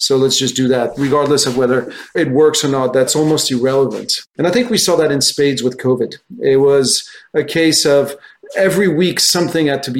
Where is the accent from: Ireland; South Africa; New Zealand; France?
France; moved away as an adult; also born or lived in United States; I'm French originally. I grew up in France.